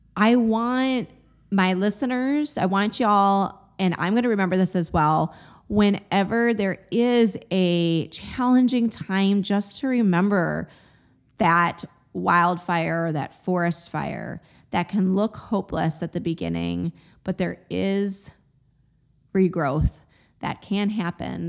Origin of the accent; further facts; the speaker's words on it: Chicago, Illinois, United States; moved away; also born or lived in New England / Austin, Texas; I grew up in the Midwest, in the Chicagoland area